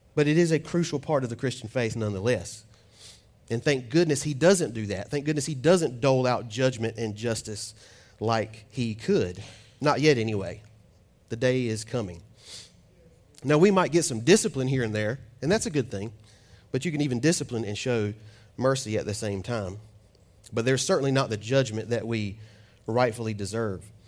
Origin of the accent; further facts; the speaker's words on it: Fuquay-Varina, North Carolina, United States; I'm from Fuquay, but I was born and raised in Fuquay Arena.